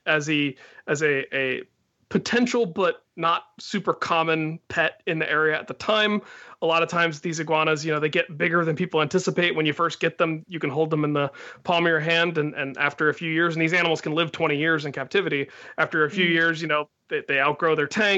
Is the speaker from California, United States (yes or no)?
no; Loveland, Ohio, United States; growing up in Loveland